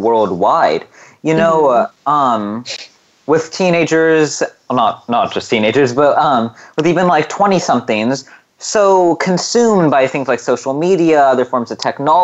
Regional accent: California, United States; here in my home state of California

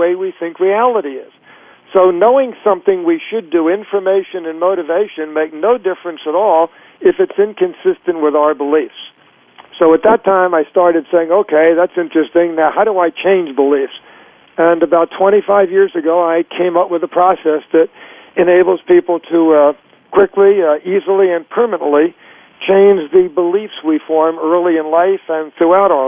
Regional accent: Florida, United States; also born or lived in Chicago, United States / New York, United States / California, United States / Connecticut, United States; now in Northern California, United States; I was born in Florida and moved to New York after the University of Chicago

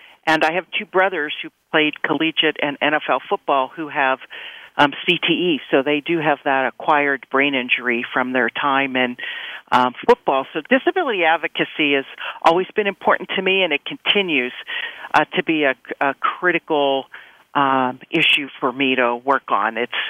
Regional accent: Brentwood, Pennsylvania, United States; I grew up in the South Hills of Pittsburgh, from a town called Brentwood, just outside of the city of Pittsburgh

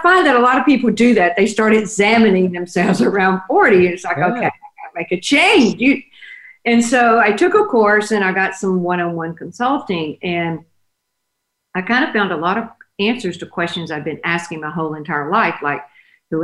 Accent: Oak Grove, Louisiana, United States; moved away as an adult; now in Dallas, United States; I was born in Oak Grove, Louisiana. So, and that's a very, very tiny rural area. My dad was a small farmer

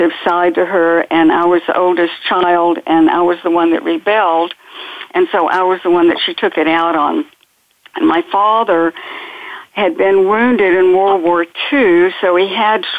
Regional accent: the South, United States; we grew up in the South

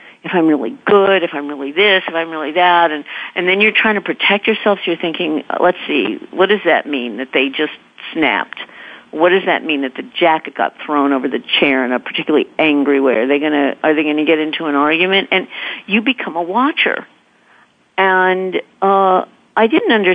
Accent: California, United States; moved away as an adult; now in New York, United States; we were raised in California

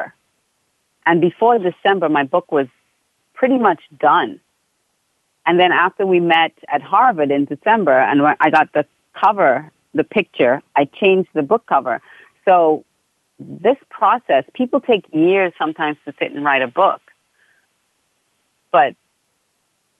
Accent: Australia; also born or lived in Trinidad; now in South Florida, United States; my family moved to Australia when I was about almost 5 years old.

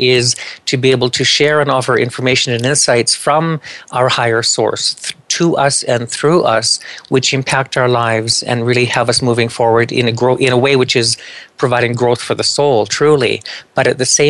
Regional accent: Canada; I'm Canadian.

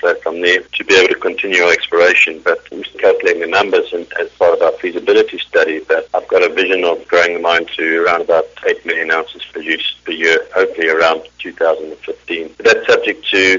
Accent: South Africa; moved away; I'm South African originally

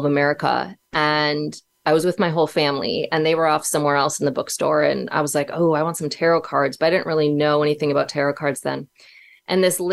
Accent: Minnesota, United States; moved away as an adult; also born or lived in Los Angeles; I had to move back home to Minnesota

